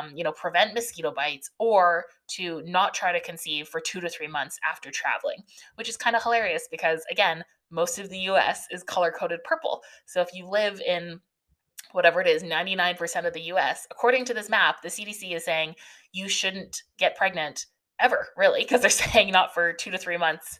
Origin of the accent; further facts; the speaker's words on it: Canada; I'm Canadian